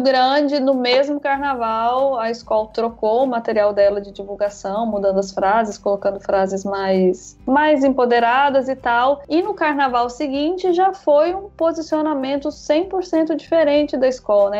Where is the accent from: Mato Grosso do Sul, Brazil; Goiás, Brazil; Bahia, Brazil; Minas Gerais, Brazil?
Minas Gerais, Brazil; moved away as an adult; now in João Pessoa, Brazil; Eu sou mineira